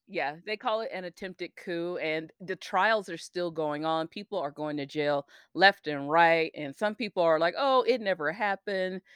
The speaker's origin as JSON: {"language": "English", "country": "United States", "said": "as an American"}